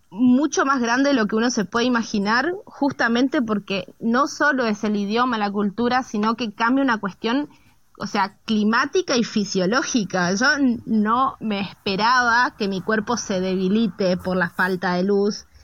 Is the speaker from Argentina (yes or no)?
yes; Argentina; nosotros como argentinas nos, nos pasa que eh, hay mucho movimiento migratorio